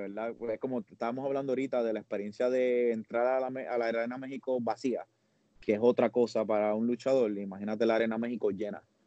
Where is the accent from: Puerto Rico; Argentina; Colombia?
Puerto Rico; soy puertorriqueño